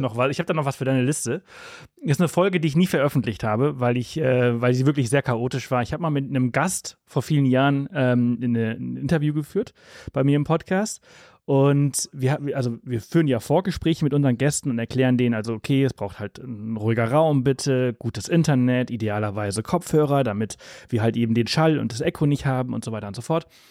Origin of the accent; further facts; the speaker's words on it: Mallorca, Balearic Islands, Spain; also born or lived in Southern Germany; now in Germany; Wir haben die letzten zwei Jahre auf Mallorca gelebt, da wo ich herkomme. Ich bin dort geboren und aufgewachsen